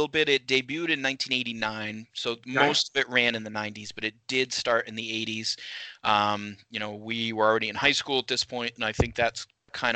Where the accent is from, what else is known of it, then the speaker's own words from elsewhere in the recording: Maine, United States; moved away; also born or lived in Tennessee; we grew up in Maine